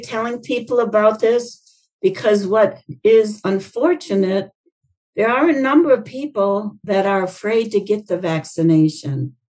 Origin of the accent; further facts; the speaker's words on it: Indiana, United States; You know, I came from Indiana, so I follow what they're doing up there.